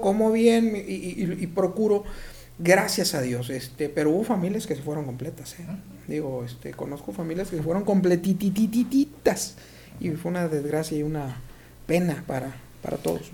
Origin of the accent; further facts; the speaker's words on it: Mexico; tenemos que cambiar nuestros eh, eh, hábitos alimenticios como mexicanos